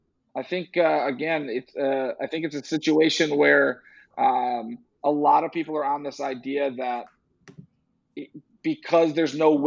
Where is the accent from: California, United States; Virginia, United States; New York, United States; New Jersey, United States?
New York, United States; I'm from New York.